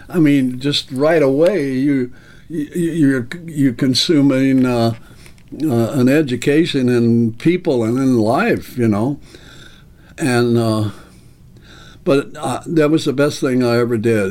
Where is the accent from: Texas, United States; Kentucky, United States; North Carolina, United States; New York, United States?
Kentucky, United States; Owensboro; I was raised in Kentucky, born and raised in Owensboro, Kentucky